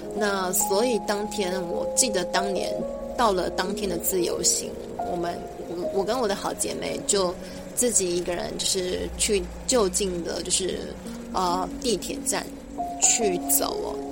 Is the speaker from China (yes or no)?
no; Taiwan; 我们是台湾人，我们是第一次来日本、来玩的